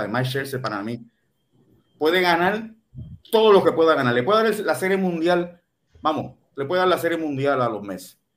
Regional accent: Puerto Rico; Yo soy puertorriqueña y me pongo en el lugar de los japoneses.

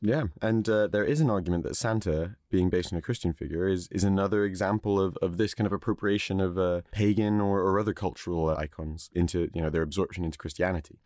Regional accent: Netherlands; I was born in Holland

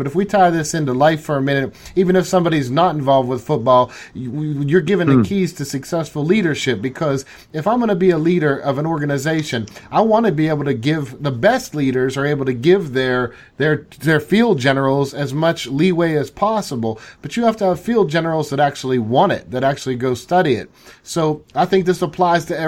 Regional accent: Pittsburgh, Pennsylvania, United States; I'm from Pittsburgh

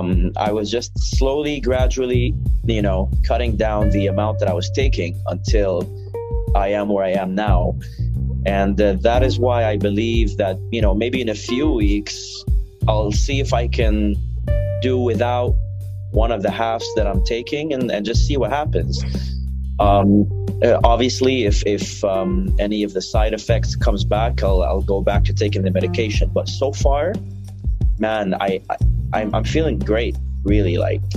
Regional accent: Syria; English is a second language; also born or lived in Saudi Arabia / Lebanon; because I, for most of my life, I lived in Saudi Arabia, and I was visiting Syria. Syria's my, you know, my hometown, is where I'm from.

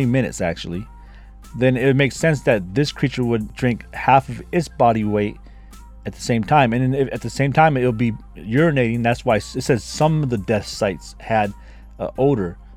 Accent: United States; I'm from America

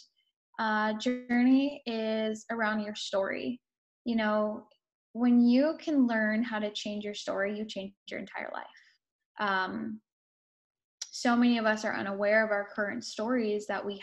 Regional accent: California, United States; moved away as an adult; also born or lived in Denver; So I'm previously from California. This is where I was born and raised

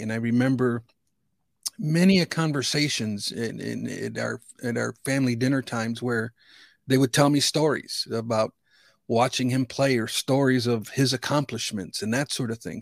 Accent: Chicago, Illinois, United States; I grew up in the Chicagoland region, and nineteen eighty-five, I was fifteen years old

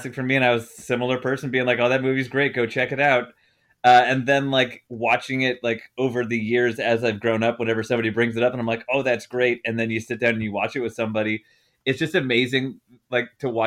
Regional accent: Canada; I was born in Canada

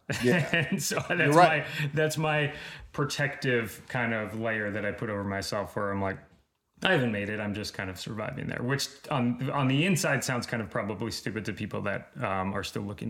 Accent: Long Island, New York, United States; moved away as an adult; now in Los Angeles, United States; because we're both from Long Island.

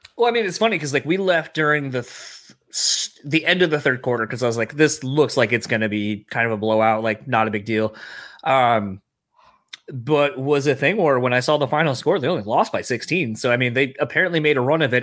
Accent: Delaware, United States; now in Michigan, United States; I grew up initially in Delaware, that's where I'm from, and then I, I live here in Michigan.

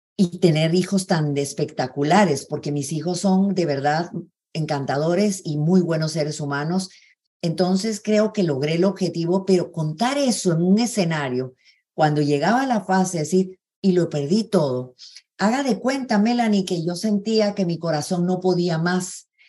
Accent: Guatemala City, Guatemala Department, Guatemala; Yo crecí en zona 11, en Granay 3, toda mi niñez

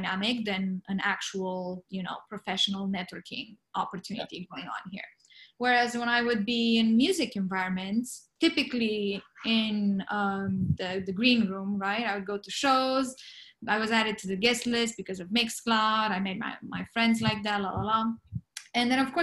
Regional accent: Romania; now in Los Angeles, United States; I'm from Romania. I didn't grow up with the Western European type of thinking

